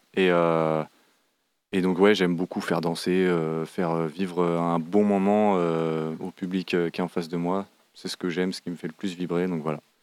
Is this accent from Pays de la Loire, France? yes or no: yes; Saint-Nazaire, Pays de la Loire, France; also born or lived in Nantes; à Saint-Nazaire, de là d'où je viens